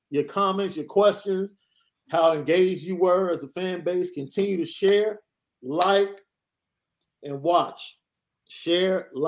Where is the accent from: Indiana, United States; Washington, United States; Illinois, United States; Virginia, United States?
Indiana, United States; South Bend; I'm from South Bend, and everywhere I've ever gone, even in Arbor, East Lansing, Columbus, Palm Beach County, Florida, has a very present ND base.